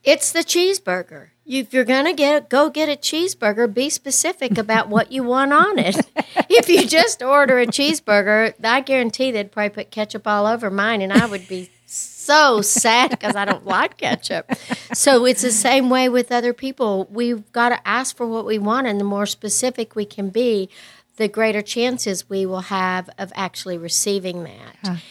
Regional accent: West Texas, United States; I grew up in West Texas

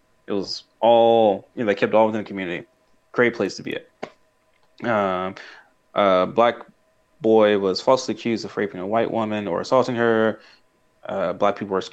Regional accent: Tulsa, Oklahoma, United States; I'm from Tulsa

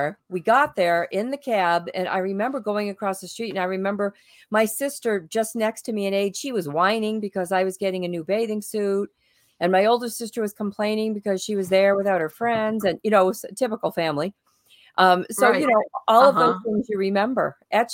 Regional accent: Boston, Massachusetts, United States; moved away; I was from Boston

